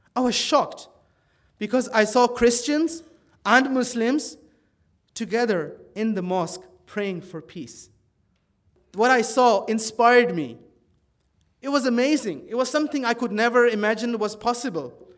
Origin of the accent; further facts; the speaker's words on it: Netherlands; moved away as an adult; now in Ireland; I was brought up in Holland from the age of two. My parents were Pakistani immigrants